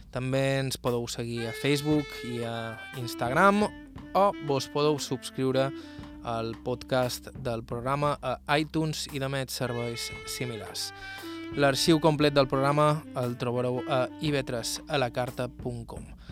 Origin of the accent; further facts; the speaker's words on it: Serra de Tramuntana, Balearic Islands, Spain; Som de Tramuntana